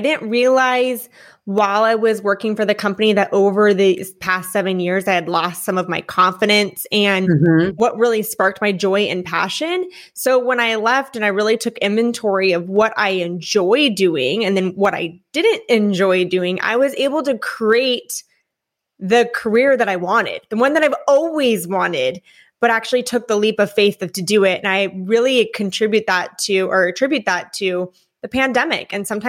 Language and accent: English; Newport Beach, California, United States; moved away as an adult; also born or lived in Enterprise, Alabama; now in Florida, United States; I'm originally from California. And then after spending a majority of my upbringing in Newport Beach, California, I moved and did about a year and a half in a very small town called Enterprise, Alabama.